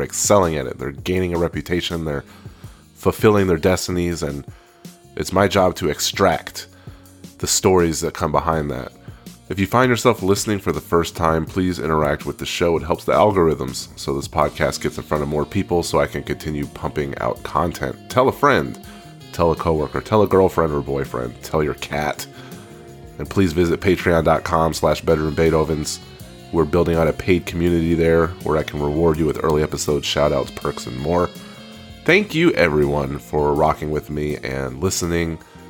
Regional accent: Texas, United States; it pains me to say this because I'm in Texas, and we're mass shooting states this month, man. I'm from Texas.

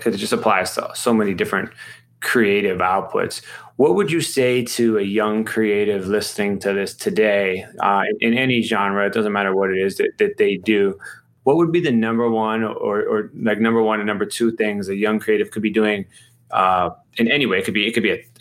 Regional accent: Ohio, United States; moved away as an adult; now in New York, United States; I'm from Ohio originally as well

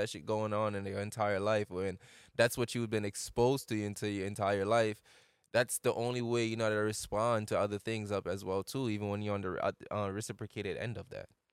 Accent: Jamaica; moved away; I'm from Jamaica

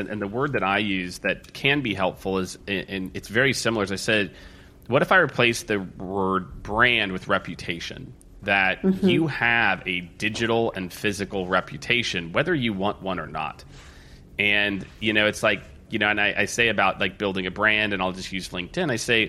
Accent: Midwest, United States; I was raised in the Midwest too

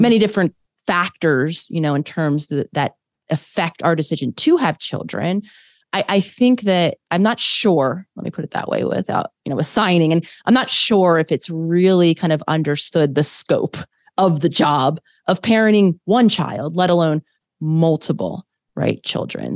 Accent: Philadelphia, Pennsylvania, United States; moved away as an adult; also born or lived in New York / Los Angeles; I grew up in Philadelphia

